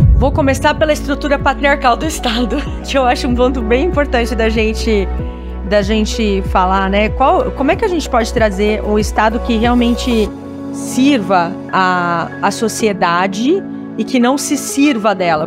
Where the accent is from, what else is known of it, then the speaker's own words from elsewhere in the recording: Brazil; also born or lived in Silicon Valley; como brasileiros